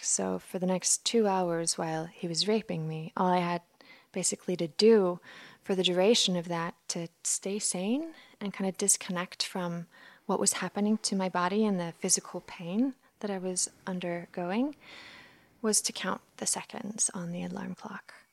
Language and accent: English; Iceland; I'm from Iceland, so this all took place in an Icelandic high school